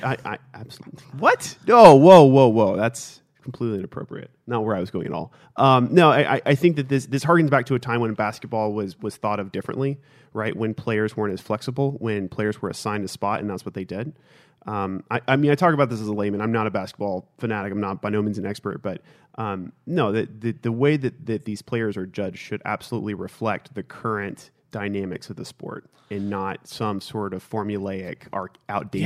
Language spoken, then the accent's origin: English; Houston, Texas, United States; growing up in Houston